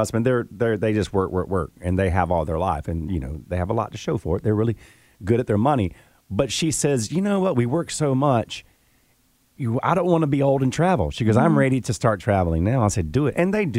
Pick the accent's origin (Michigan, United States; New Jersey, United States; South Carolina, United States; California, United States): South Carolina, United States; Greenville; growing up in Greenville